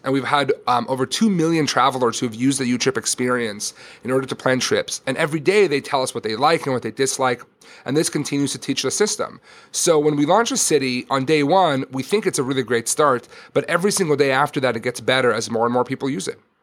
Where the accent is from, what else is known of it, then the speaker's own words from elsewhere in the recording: Israel; moved away; I grew up in Israel